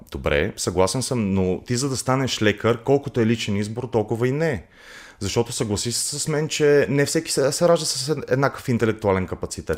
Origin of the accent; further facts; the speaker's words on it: Montana, Montana Province, Bulgaria; moved away; Аз съм родом, родом от Монтана.